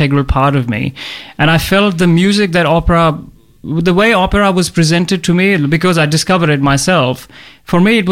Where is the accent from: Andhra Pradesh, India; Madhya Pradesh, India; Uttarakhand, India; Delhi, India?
Madhya Pradesh, India; Jabalpur; moved away as an adult; also born or lived in Wagga Wagga, Australia; now in Melbourne, Australia; originally I'm from India. I was born in India in a town called Jabalpur, which is like right in the middle of India